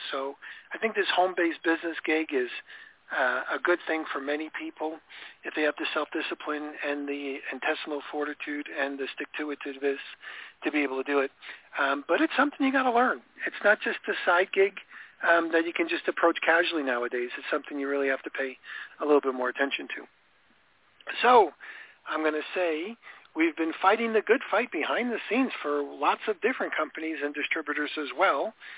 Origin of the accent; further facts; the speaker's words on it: Florida, United States; I'm from Florida